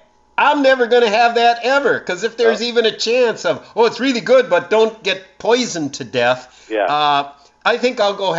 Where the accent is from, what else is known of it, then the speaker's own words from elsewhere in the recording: Marinette, Wisconsin, United States; I was born in 1958 in Marinette, and we lived just a couple blocks away from the Hattie Street Dam.